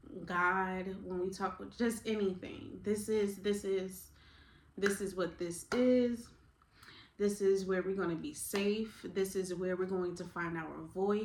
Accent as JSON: {"language": "English", "town": "Newark", "region": "New Jersey", "country": "United States", "moved": "yes", "lives_now": "Savannah, United States", "said": "I am originally from Newark, New Jersey, by way of Savannah, Georgia, because that's where I live now"}